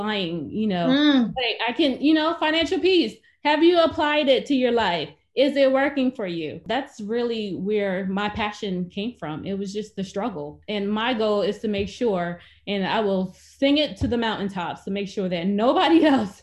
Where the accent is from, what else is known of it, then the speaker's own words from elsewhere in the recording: Philadelphia, Pennsylvania, United States; I grew up in Philadelphia, Pennsylvania